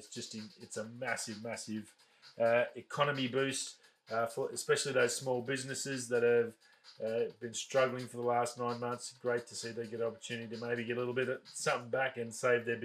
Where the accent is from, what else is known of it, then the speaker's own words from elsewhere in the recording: Australia; being Australian